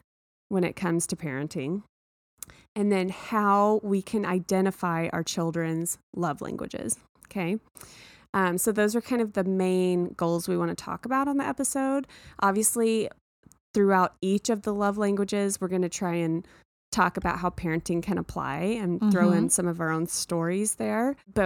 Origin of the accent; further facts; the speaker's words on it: Texas, United States; Because I grew up in Texas.